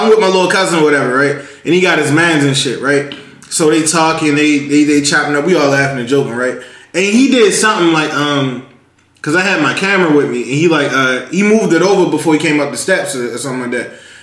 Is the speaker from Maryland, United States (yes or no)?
yes; Baltimore, Maryland, United States; I grew up in Baltimore City